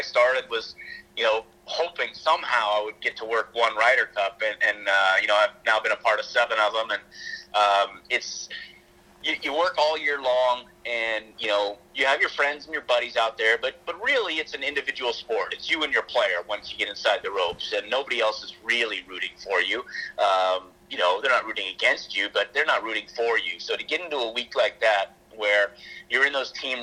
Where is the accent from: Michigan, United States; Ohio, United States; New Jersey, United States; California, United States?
California, United States; Sacramento; growing up, most of my time was spent at Hagen Oaks